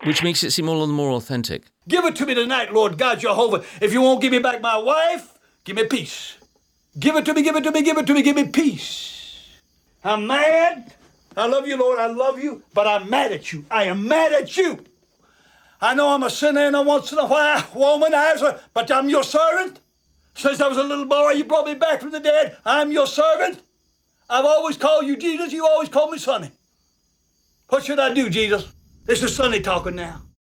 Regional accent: England, United Kingdom; accent: English; now in United States; I, immediately abandoned my English accent

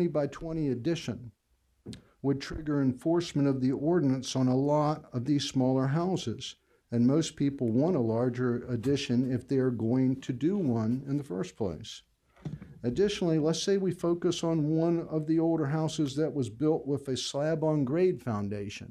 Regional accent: Norfolk, Virginia, United States; I was born and raised on Bayview Boulevard. I love the city of Norfolk, and I'm lucky to say that I get to work in my old neighborhood

